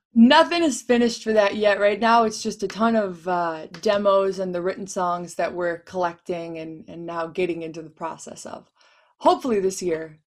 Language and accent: English; Chicago, Illinois, United States; moved away; also born or lived in Los Angeles; I'm from Chicago